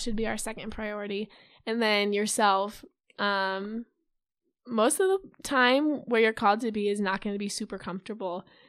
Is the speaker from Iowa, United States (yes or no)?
yes; Urbandale, Iowa, United States; I'm from Urbandale, Iowa. I graduated from Urbandale High School